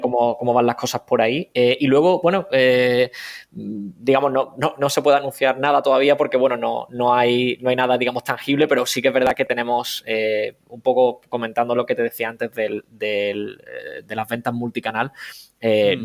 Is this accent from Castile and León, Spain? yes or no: no; Cádiz, Andalusia, Spain; moved away; soy de Cádiz